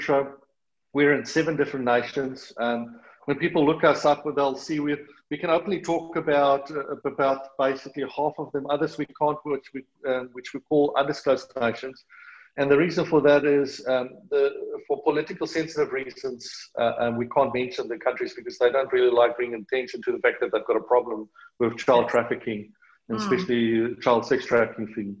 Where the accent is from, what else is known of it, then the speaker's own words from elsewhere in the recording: South Africa; accent: South African; moved away as an adult; now in Australia; excuse the South African accent, it's never going to go away. I've been living in Australia